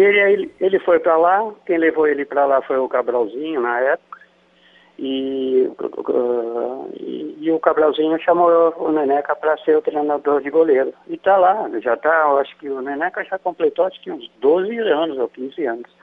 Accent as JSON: {"language": "Portuguese", "region": "São Paulo", "country": "Brazil", "also_born_or_lived": "Rio de Janeiro / Qatar", "moved": "as an adult", "said": "de São Paulo, que é a minha terra"}